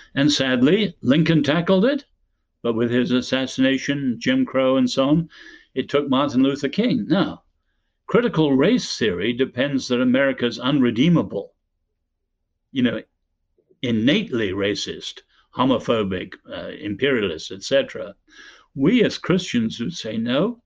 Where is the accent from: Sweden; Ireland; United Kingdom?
Ireland; we're both Irish